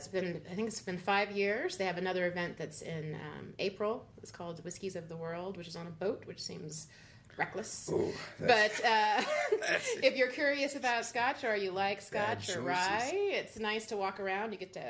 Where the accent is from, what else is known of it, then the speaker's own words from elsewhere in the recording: San Antonio, Texas, United States; also born or lived in Germany / Japan / England; I'm a military brat, so I actually grew up in Germany, Japan, England, and San Antonio.